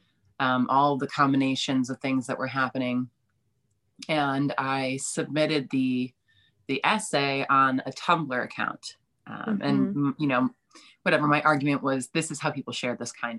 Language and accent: English; East Coast, United States; moved away as an adult; now in Chicago, United States; I'm from the East Coast